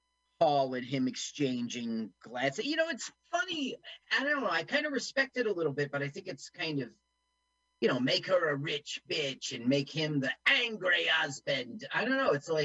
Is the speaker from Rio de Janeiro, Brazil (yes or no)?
yes; Rio de Janeiro, Brazil; I did some growing up in Rio, actually, and then I went on to return from my master's.